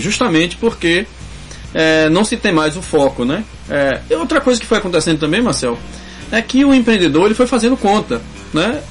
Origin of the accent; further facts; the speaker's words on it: Northeast Brazil, Brazil; moved away; eu sou sertanejo, né? Lá no sertão